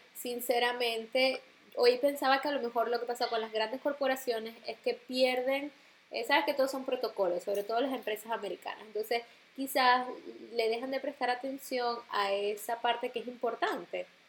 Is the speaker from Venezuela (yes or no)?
yes; Maracaibo, Zulia, Venezuela; also born or lived in New York; now in Rome, Italy; soy maracucha de nacimiento, este, de crianza, porque me crié en esa ciudad